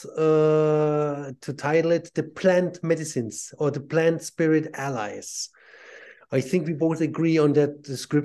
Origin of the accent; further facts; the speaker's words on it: Southern Germany, Germany; also born or lived in Ireland; now in Switzerland; I was born and raised Catholic in southern Germany